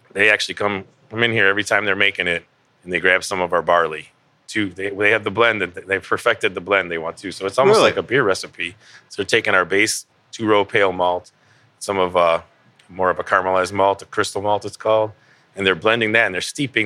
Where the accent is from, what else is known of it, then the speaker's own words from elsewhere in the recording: Cleveland, Ohio, United States; also born or lived in Lakewood, Ohio; I was born and raised here in Cleveland.